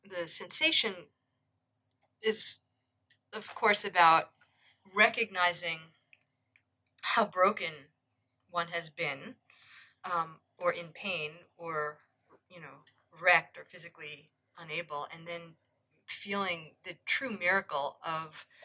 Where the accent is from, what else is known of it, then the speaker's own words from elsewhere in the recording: New York, United States; I'm from New and, York.